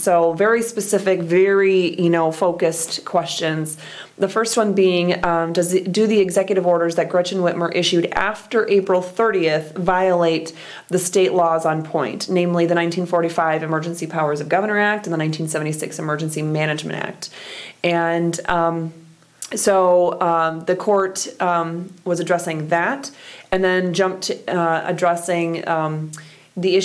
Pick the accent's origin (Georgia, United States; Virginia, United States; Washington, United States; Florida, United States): Florida, United States; Orlando; now in Michigan, United States; I grew up in Orlando